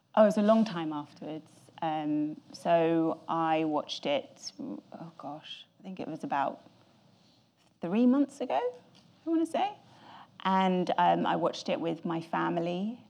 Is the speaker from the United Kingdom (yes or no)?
yes; England, United Kingdom; I'm very English